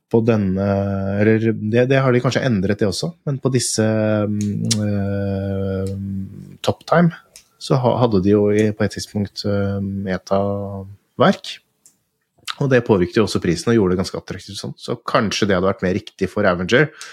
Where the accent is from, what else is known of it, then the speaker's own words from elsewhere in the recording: Fredrikstad, Østfold, Norway; jeg er fra Fredrikstad